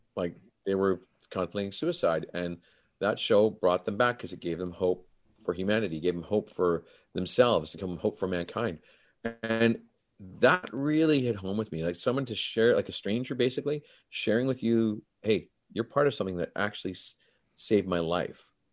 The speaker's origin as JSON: {"language": "English", "town": "Grande Prairie", "region": "Alberta", "country": "Canada", "tie": "born or raised there", "moved": "yes", "said": "I flew back from Grand Prairie, my hometown"}